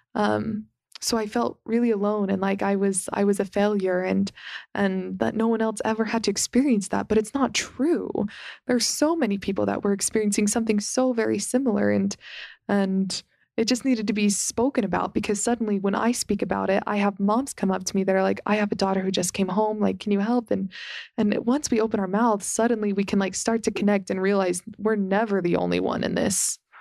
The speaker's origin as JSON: {"language": "English", "town": "Las Vegas", "region": "Nevada", "country": "United States", "tie": "born or raised there", "said": "growing up in Las Vegas"}